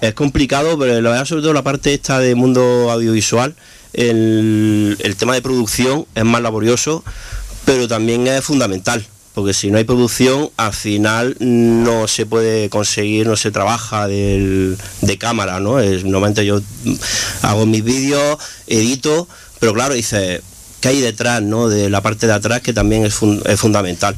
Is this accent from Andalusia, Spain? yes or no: yes; Granada, Andalusia, Spain; Yo soy de aquí, de Granada